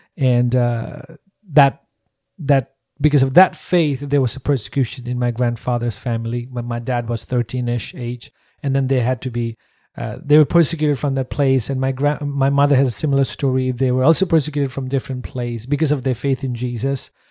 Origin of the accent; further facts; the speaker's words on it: Nepal; I'm born and raised in Nepal